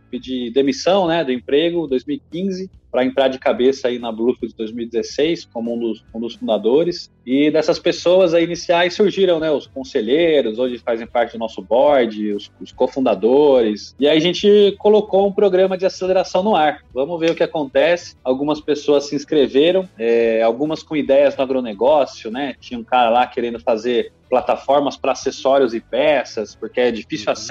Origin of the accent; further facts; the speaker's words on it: Lins, São Paulo, Brazil; eu sou de Lins, uma cidadezinha no interior de São Paulo, Lins. e fui fazer economia em Londrina